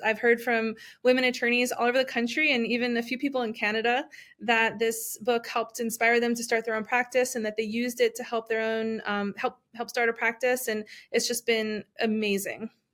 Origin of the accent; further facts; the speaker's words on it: New Jersey, United States; moved away as an adult; also born or lived in Washington D.C. / Miami; originally from New Jersey